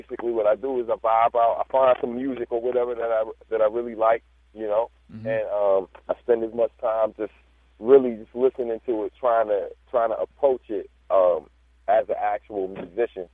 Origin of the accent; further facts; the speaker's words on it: Prince George's County, Maryland, United States; also born or lived in Baltimore, Maryland; growing up in Maryland, in PG County, to be specific